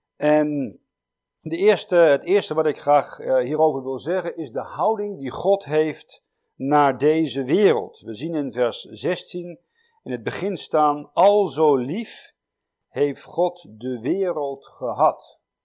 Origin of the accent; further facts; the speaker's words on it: Netherlands; als Nederlanders